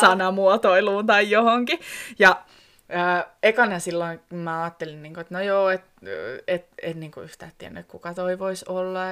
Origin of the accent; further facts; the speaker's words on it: Koskenkorva, South Ostrobothnia, Finland; moved away as an adult; now in Ivalo, Finland; Mä oon kotoisin Etelä-Pohjanmaalta, Koskenkorvalta, ja ennen kuin mä muutin tänne Ivaloon